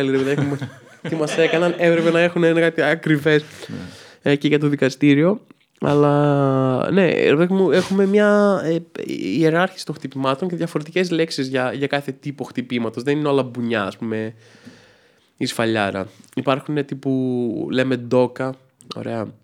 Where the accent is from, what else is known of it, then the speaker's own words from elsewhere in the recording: Athens, Attica, Greece; ναι, έχω καταγωγή από τα Γραβενά βέβαια.